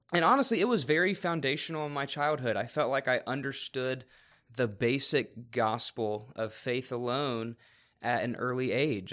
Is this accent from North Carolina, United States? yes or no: yes; Raleigh, North Carolina, United States; moved away; I was born and raised in Raleigh, North Carolina